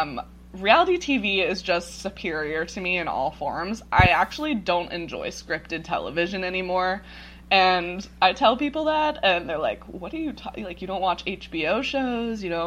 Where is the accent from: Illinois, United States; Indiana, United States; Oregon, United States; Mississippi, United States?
Oregon, United States; Ashland; I am originally from Ashland, Oregon